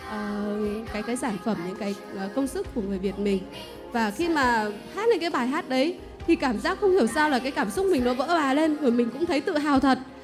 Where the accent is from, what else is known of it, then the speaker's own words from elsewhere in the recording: Bac Ninh, Vietnam; em đến từ Bắc Ninh ạ